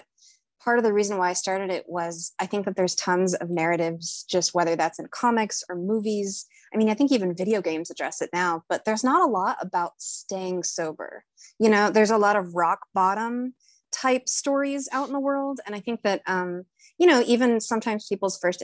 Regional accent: Fort Smith, Arkansas, United States; moved away as an adult; now in Chicago, United States; I'm currently visiting my parents in Arkansas. I'm in my hometown right now

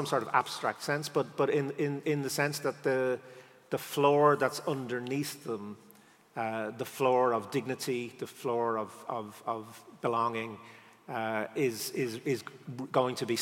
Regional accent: Ireland; as an Irish person

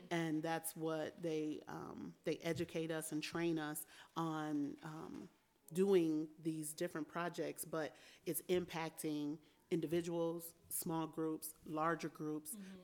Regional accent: Albion, Michigan, United States; I was born and raised here in Albion uh, at Albion Community Hospital

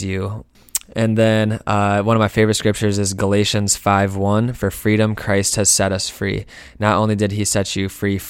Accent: Lansing, Michigan, United States; moved away as an adult; also born or lived in Grand Rapids, Michigan; now in Detroit, United States; I'm originally from Lansing.

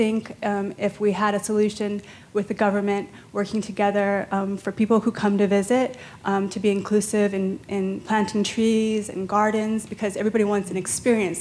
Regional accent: Hanalei, Hawaii, United States; also born or lived in Waikiki, Honolulu, Hawaii; I actually was raised in Hanalei, Kauai

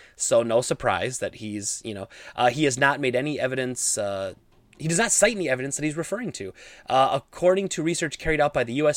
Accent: Midwest, United States; I grew up in the Midwest.

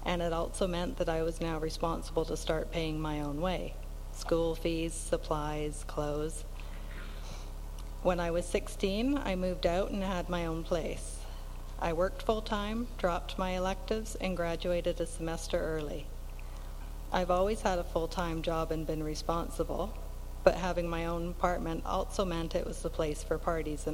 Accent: North Vancouver, British Columbia, Canada; moved away as an adult; also born or lived in Kootenays; now in Slocan Valley, Canada; I grew up in North Van with two older brothers

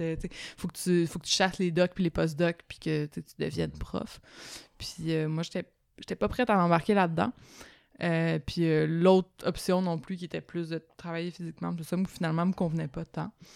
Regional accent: Laval, Quebec, Canada; je viens de Laval

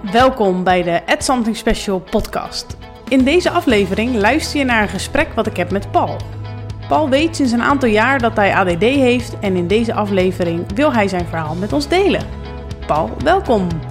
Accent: Capelle aan den IJssel, South Holland, Netherlands; ik kom zelf ook uit Capelle

